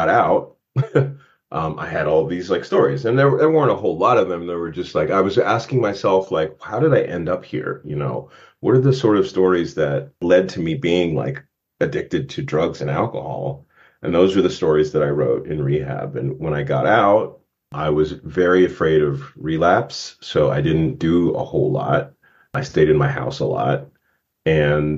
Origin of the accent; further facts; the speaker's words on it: Warren, Ohio, United States; moved away; Raceville, Ohio, which is where I spent my youth